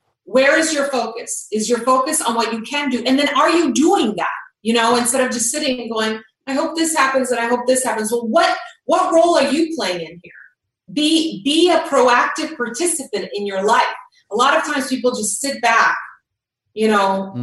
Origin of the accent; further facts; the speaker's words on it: Croatia; I grew up in Croatia, and I was there when the war started in the early 90s.